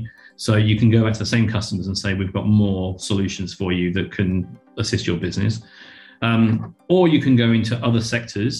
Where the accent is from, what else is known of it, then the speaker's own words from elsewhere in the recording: United Kingdom; moved away as an adult; now in Australia; coming in as a Brit